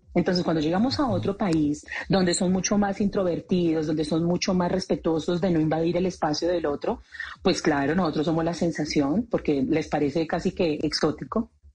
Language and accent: Spanish; Colombia; como colombianos dedicados a la industria del entretenimiento